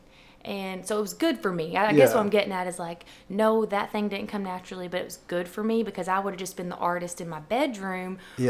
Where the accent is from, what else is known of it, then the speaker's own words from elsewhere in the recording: Batesville, Arkansas, United States; also born or lived in Jonesboro, Arkansas / Evening Shade, Arkansas; I'm from here. I was born in Jonesboro, but my parents lived in Evening Shade, and then I moved to Batesville by the time I was 6, lived in the same house.